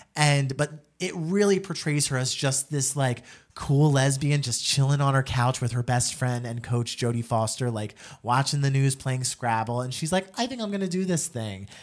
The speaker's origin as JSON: {"language": "English", "region": "New Jersey", "country": "United States", "said": "I'm an Italian from Jersey"}